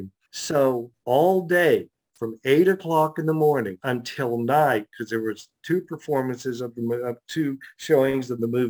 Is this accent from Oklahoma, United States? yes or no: yes; Atoka, Oklahoma, United States; I was from Atoka, Oklahoma